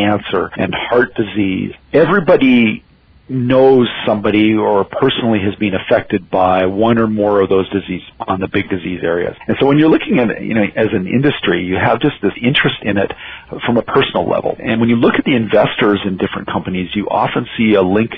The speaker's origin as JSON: {"language": "English", "region": "Alberta", "country": "Canada", "said": "I'm from Alberta, and it's hard to find somebody here who hasn't worked in the oil industry"}